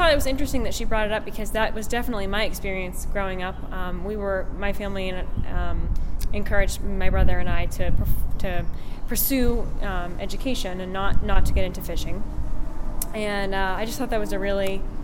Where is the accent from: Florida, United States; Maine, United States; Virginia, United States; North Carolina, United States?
Maine, United States; Tenants Harbor; I grew up in Tennant's Harbor, Maine.